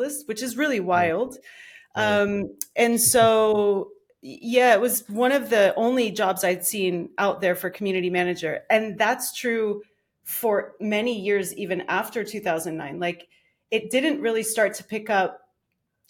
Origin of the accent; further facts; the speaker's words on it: Miami, Florida, United States; moved away; also born or lived in Philadelphia; I grew up in Miami